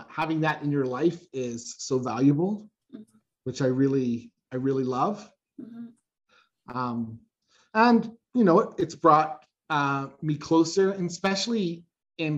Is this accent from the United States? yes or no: no; Canada; I'm from Canada